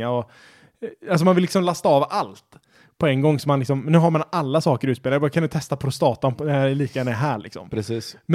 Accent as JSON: {"language": "Swedish", "country": "Sweden", "said": "Eller man kallar det för svenska, så att det är inte så rasistiskt eftersom vi är svenskar och"}